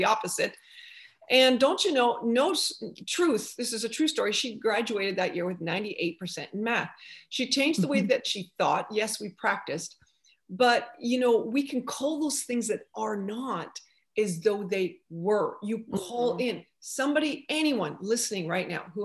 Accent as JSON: {"language": "English", "country": "Canada", "moved": "yes", "lives_now": "United States", "said": "being a Canadian, I'm in America now, but as a Canadian, you have to learn French."}